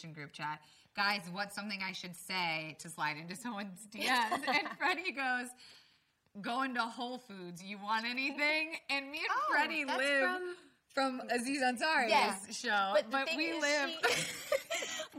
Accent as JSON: {"language": "English", "region": "Florida", "country": "United States", "tie": "born or raised there", "said": "I grew up in Florida"}